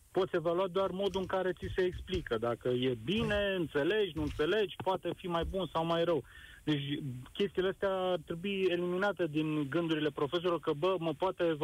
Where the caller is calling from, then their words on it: Brașov, Brașov County, Romania; sunt din Brașov, sunt, sunt în calitate de părinte.